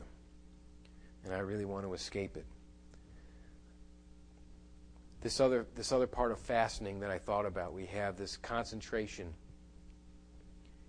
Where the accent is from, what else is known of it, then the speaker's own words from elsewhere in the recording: United States; I'm an American.